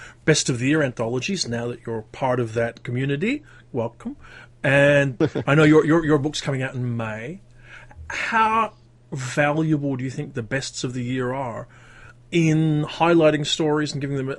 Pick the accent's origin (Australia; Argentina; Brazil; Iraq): Australia; Perth, Western Australia; When I was growing up in Perth